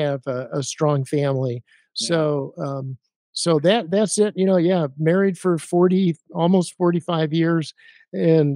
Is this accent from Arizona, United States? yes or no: yes; Arizona, United States; I grew up in Arizona